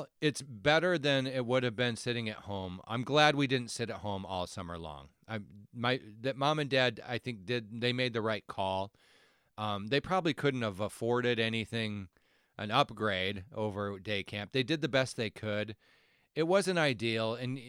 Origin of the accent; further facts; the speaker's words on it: United States; growing up in the American suburbs in the 1980s